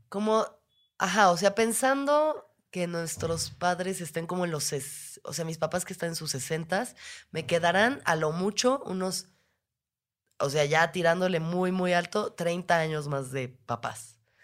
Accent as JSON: {"language": "Spanish", "region": "Mexico City", "country": "Mexico", "said": "Nosotros, igual siendo chilangos"}